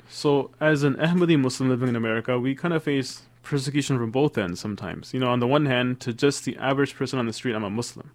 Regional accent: Toronto, Ontario, Canada; moved away; also born or lived in Sierra Leone / Washington, D.C.; I was raised in Toronto, Canada. I was a year old when we moved to, from Sierra Leone to Toronto, Canada

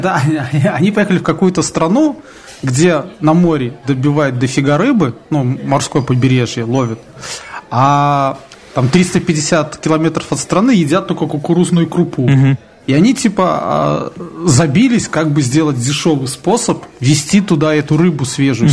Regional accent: Belarus

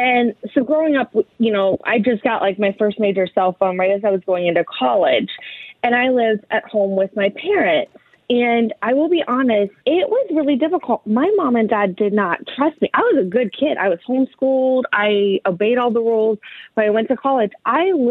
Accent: Northeast Ohio, United States; now in Columbus, United States; I grew up in Northeast Ohio.

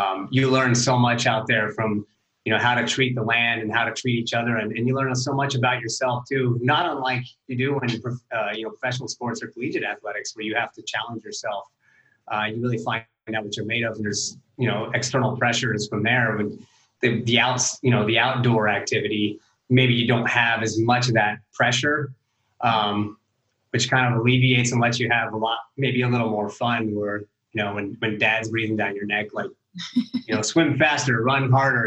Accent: Evergreen, Colorado, United States; growing up in Evergreen

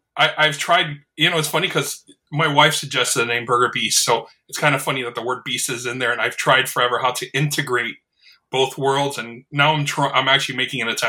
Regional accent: Miami, Florida, United States; also born or lived in New York; I grew up in Miami

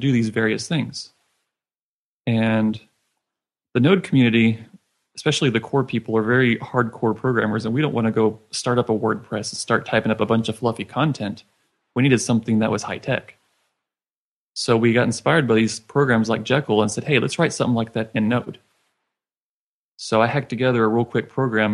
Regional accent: Richardson, Texas, United States; I'm from Richardson, Texas, and just north of Dallas area.

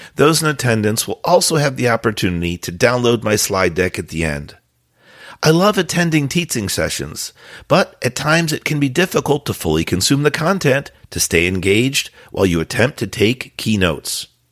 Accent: Florida, United States; my home state, Florida

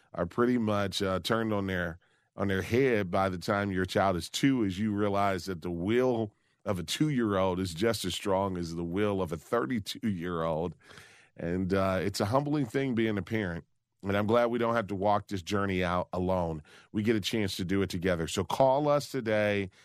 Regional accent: Detroit, Michigan, United States; here in my hometown of Detroit

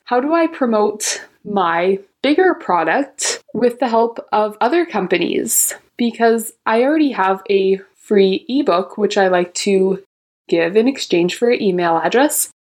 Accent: Alberta, Canada; I'm from Alberta, Canada

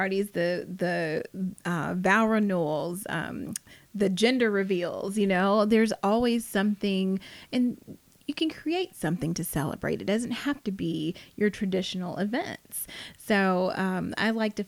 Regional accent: South Carolina, United States; now in Atlanta, United States; I am based in Atlanta. I'm from South Carolina originally

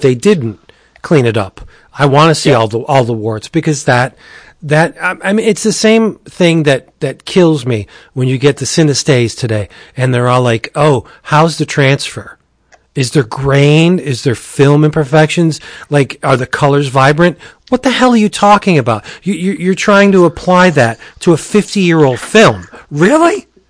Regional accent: Pennsylvania, United States; I come from Pennsylvania, I'm nowhere more at home than I am in New York City

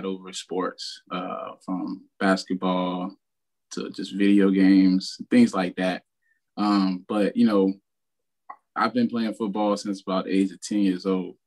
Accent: Miami, Florida, United States; I'm from Miami, Florida, and I call Liberty City hometown.

